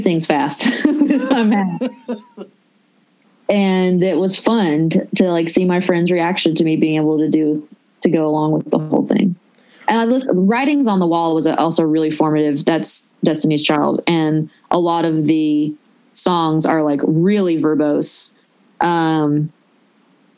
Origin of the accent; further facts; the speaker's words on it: Nashville, Tennessee, United States; accent: Southern; moved away as an adult; also born or lived in Los Angeles, United States; I'm from Nashville